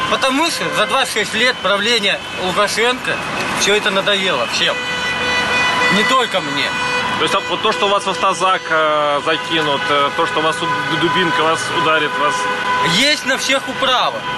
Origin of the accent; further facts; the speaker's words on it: Russia; Я тоже из России.